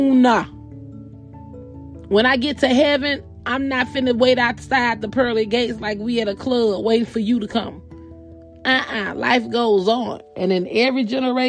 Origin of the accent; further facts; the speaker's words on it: the South, United States; I'm also from the South